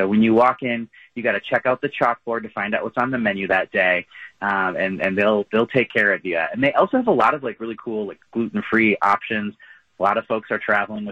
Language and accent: English; Minnesota, United States; now in Wisconsin, United States; I was born in Wisconsin and grew up in Minnesota